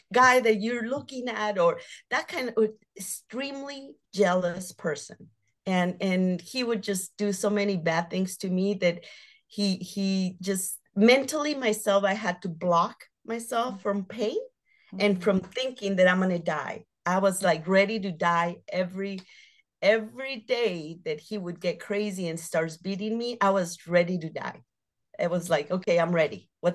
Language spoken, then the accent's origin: English; Phoenix, Arizona, United States; I grew up in South Phoenix and living like a wild child.